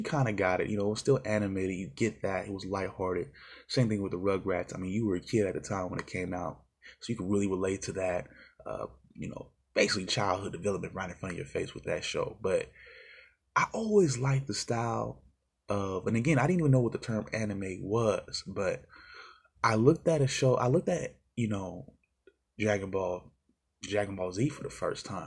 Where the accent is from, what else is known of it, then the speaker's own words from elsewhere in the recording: United States; we, of course, as the American fans